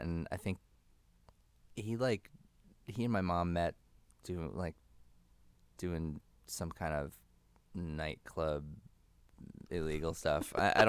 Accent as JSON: {"language": "English", "region": "Connecticut", "country": "United States", "tie": "born or raised there", "also_born_or_lived": "New York", "said": "I was born in New York Hospital, I think, in Manhattan. Don't check to see if that's a place. And then, yeah, I think I was maybe like just two or three when my parents, I think I lived with both of my parents at that point, moved us up to like somewhere in Connecticut"}